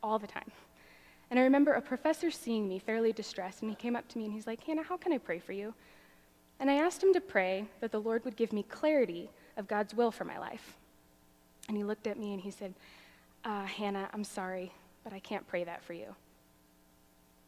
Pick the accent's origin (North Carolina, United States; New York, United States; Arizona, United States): Arizona, United States; I grew up in Arizona